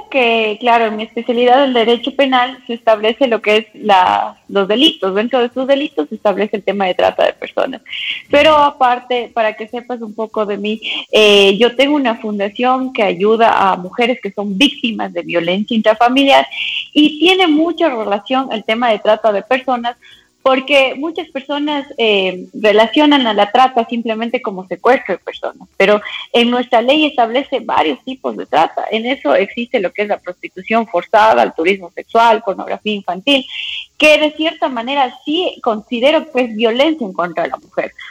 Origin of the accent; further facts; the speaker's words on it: Cuenca, Azuay, Ecuador; moved away as an adult; now in Quito, Ecuador; Sí, yo soy cuencana, pero ya estoy radicada aquí en la capital alrededor de ah. unos 11, 12 años. Por eso he perdido un poco el acento.